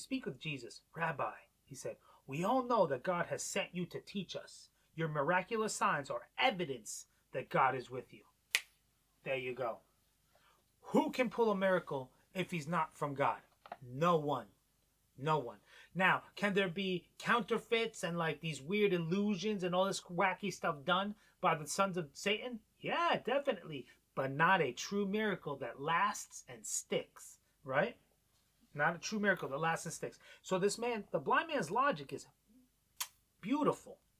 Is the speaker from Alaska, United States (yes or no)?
no; New York, United States; moved away; growing up in New York